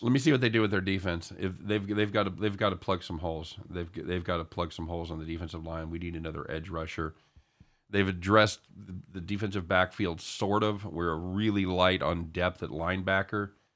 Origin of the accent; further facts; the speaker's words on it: the South, United States; I'm allegedly from the South